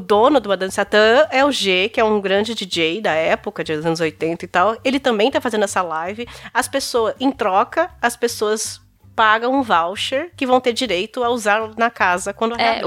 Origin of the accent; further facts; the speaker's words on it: São Bernardo do Campo, São Paulo, Brazil; eu sou de São Bernardo do Campo